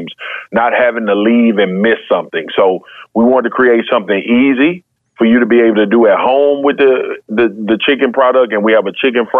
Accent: Baton Rouge, Louisiana, United States; I'm from Baton Rouge, Louisiana

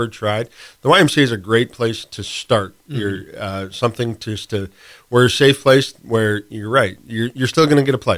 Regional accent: Great Falls, Montana, United States; moved away; my buddies and I from growing up in Montana back in Great Falls

